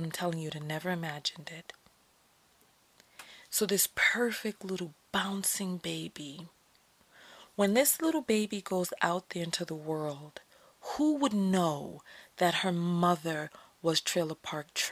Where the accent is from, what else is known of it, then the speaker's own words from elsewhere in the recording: New York, United States; moved away; I'm from New York